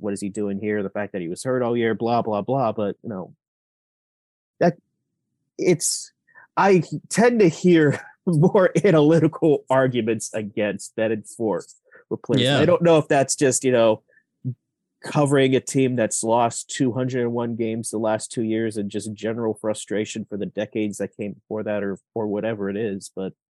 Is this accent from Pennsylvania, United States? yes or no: yes; Pittsburgh, Pennsylvania, United States; I grew up in Pittsburgh, loved him